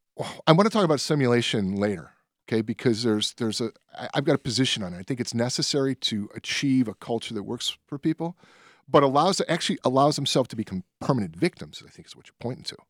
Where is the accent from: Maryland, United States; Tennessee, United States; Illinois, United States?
Illinois, United States; Berwyn; I grew up in Berwyn.